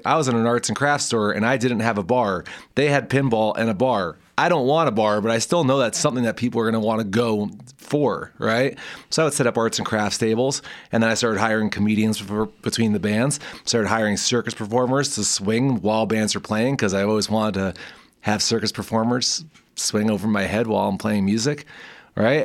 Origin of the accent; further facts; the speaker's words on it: New Jersey, United States; now in Fort Collins, United States; growing up in North Jersey